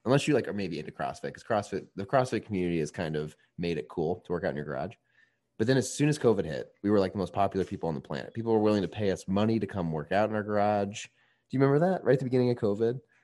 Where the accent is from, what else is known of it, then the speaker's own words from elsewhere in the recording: Indiana, United States; now in Chicago, United States; I'm from Indiana